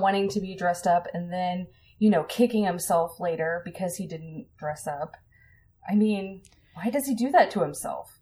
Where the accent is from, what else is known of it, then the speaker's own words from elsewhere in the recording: Colorado, United States; I grew up in Colorado